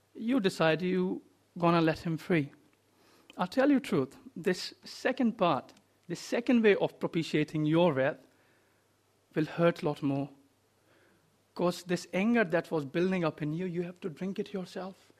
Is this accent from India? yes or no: yes; India; moved away; I come from India